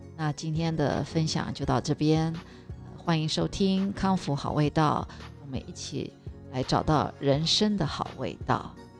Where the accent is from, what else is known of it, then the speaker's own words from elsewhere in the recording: Taiwan; moved away; 我们台湾人也是非常 有礼貌的，我们是有我们的习俗